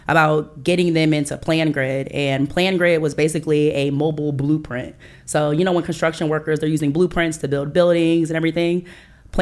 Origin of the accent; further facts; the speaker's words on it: Iowa, United States; moved away as an adult; now in Atlanta, United States; I'm from Iowa